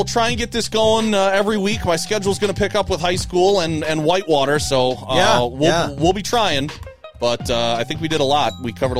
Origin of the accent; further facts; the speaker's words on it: Janesville, Wisconsin, United States; he said, oh, so you're from Janesville down in the southern part of the state. And I was like, yes, I am.